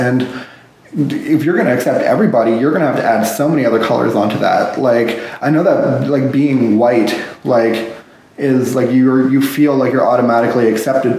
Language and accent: English; Ottawa, Ontario, Canada; I'm from Ottawa, Ontario